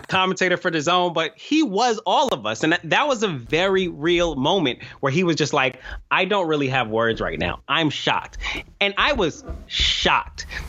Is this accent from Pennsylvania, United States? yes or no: no; New York, United States; I'm a New Yorker